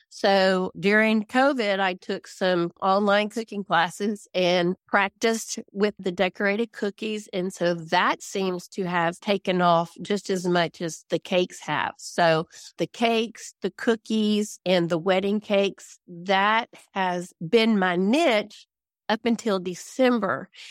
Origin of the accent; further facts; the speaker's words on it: Louisiana, United States; moved away as an adult; now in DeBerry, Texas, United States; I grew up in Louisiana. I was born and raised in the town that is closest to me in Louisiana, which is twenty-three miles away